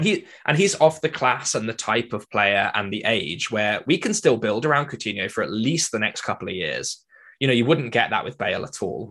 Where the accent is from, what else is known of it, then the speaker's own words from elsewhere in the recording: Wales, United Kingdom; as a Welshman